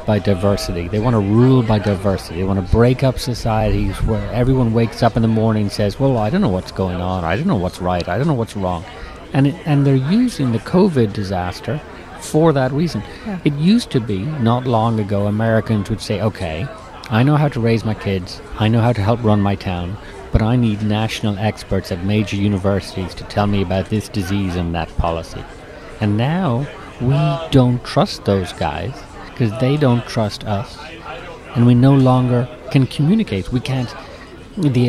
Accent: Eastern Ireland, Ireland; moved away as an adult; now in United States; I'm from Eastern Ireland, and I grew up within range of BBC

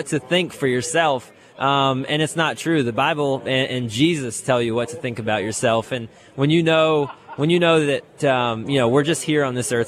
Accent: Tampa, Florida, United States; I grew up in Tampa, Florida

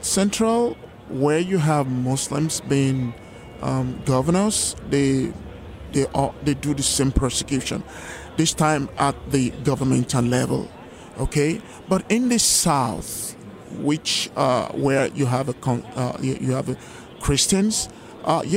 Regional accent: Lagos, Nigeria; moved away; And I was born in Lagos, Nigeria, some 57 years ago.

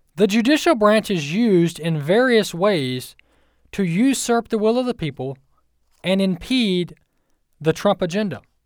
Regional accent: Mississippi, United States; you can tell I'm from Mississippi. I say you all.

